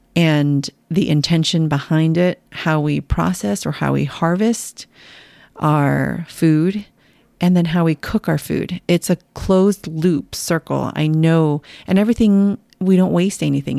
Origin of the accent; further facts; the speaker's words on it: San Jose, California, United States; moved away; You and I were both born and raised in San Jose, in the heart of Silicon Valley